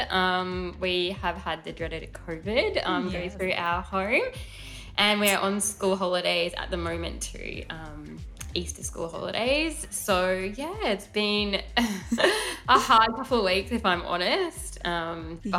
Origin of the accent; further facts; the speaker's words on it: Brisbane, Queensland, Australia; I grew up in Brisbane